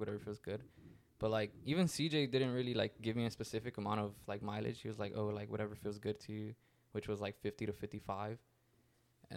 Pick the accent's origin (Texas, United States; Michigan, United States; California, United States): California, United States; Fresno; I'm American. I'm from Fresno